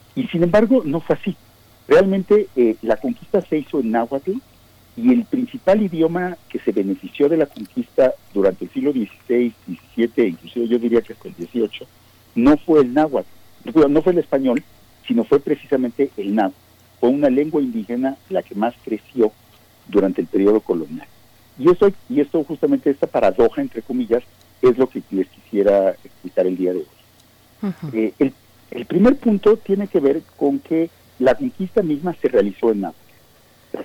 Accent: Mexico

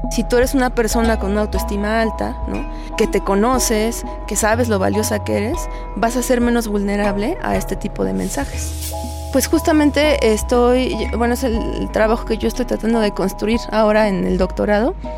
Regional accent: Mexico; el nuestro, como el mexicano

